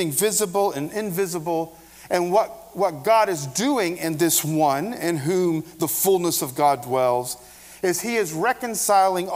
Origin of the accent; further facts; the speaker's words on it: Appalachia, United States; I'm an Appalachian American